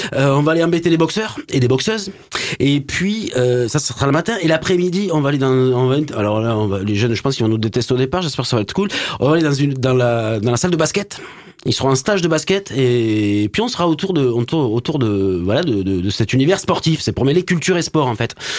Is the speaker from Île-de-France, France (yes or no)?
no; Montpellier, Occitania, France; je suis né à Montpellier mon papa est né à Montpellier et il m'a amené au stade de la Mosson